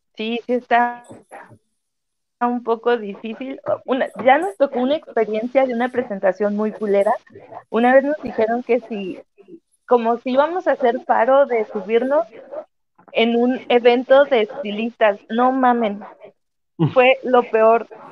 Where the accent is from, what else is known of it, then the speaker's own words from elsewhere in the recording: Vicente Guerrero, Mexico; yo soy de Vicente Guerrero